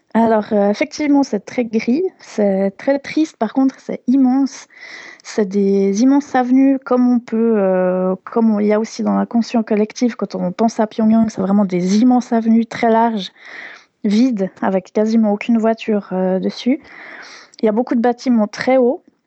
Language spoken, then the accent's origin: French; Switzerland; je venais de Suisse